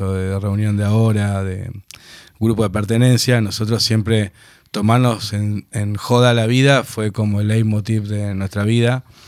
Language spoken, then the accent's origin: Spanish; Buenos Aires, Argentina; also born or lived in Tucumán; Pero nos criamos acá